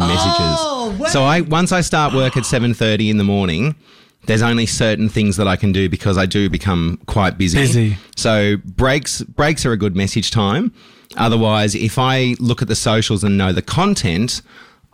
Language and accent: English; Sydney, New South Wales, Australia; also born or lived in Melbourne, Australia / Queensland, Australia; now in Brisbane, Australia; I'm born and raised in Western Sydney.